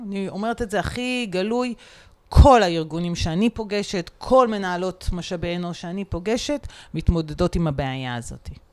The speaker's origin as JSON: {"language": "Hebrew", "country": "Israel", "said": "אנחנו גדלנו כולנו בצבא, או מרביתנו"}